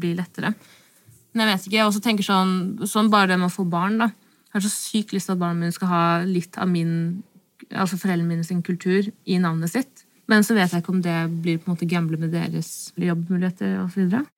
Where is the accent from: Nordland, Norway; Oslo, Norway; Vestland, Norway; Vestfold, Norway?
Vestfold, Norway; Stokke; first language Norwegian; jeg er jo født og oppvokst i Norge